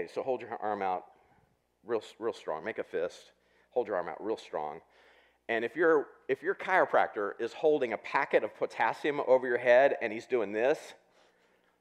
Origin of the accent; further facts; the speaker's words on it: Southwest Missouri, United States; I grew up in Southwest Missouri